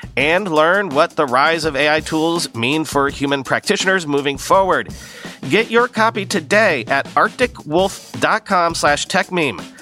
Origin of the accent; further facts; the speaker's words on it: United States; as an American